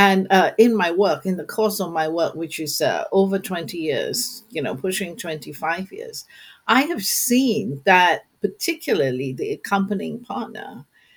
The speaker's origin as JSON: {"language": "English", "country": "Singapore", "said": "I'm from Singapore"}